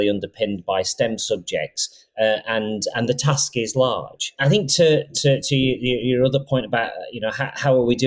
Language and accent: English; Rochdale, North West England, United Kingdom; I was brought up in Rochdale and I'm the CEO of Siemens now.